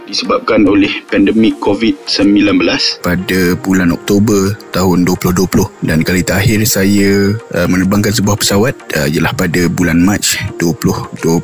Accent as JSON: {"language": "Malay", "region": "Kuala Lumpur", "country": "Malaysia", "tie": "born or raised there", "also_born_or_lived": "Malacca", "said": "saya berasal dari Kuala Lumpur. Uh, dibesarkan di Kuala Lumpur dan hanya keluar dari Kuala Lumpur untuk belajar di Melaka."}